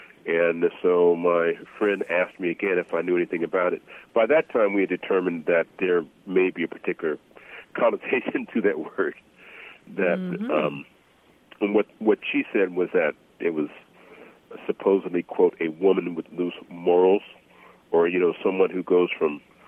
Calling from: Crescent City, California, United States; I'm calling from Crescent City, California.

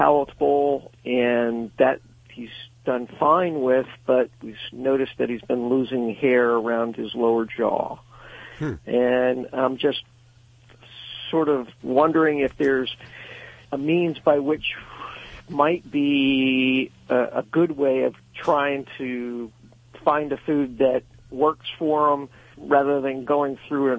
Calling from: Fleetwood, Pennsylvania, United States; I'm from a town called Fleetwood that's halfway between Reading and Allentown in Pennsylvania.

